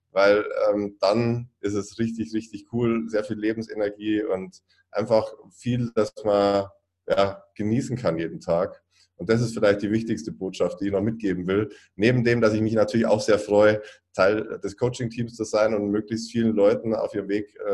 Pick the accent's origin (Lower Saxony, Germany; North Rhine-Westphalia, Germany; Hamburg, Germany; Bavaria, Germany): Bavaria, Germany; ich komme aus Süddeutschland, aus Bayern